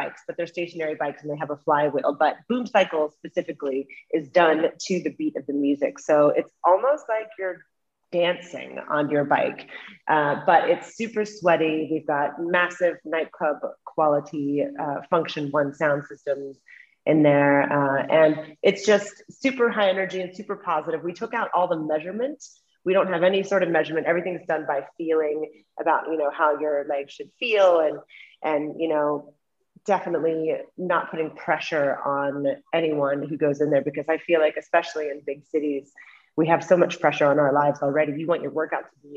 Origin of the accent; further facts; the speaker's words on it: Middle America, Midwest, United States; also born or lived in New York City; now in London, United Kingdom; I am from the States. I'm from Middle America, but I haven't lived there in a very long time